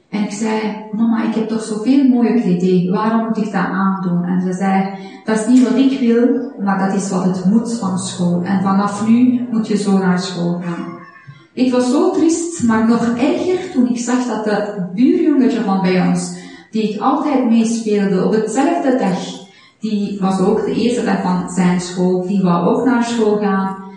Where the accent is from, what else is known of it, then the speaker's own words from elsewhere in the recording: Iran; now in Belgium; Ik ben geboren en getogen in Iran. Toen ik geboren was, waren 70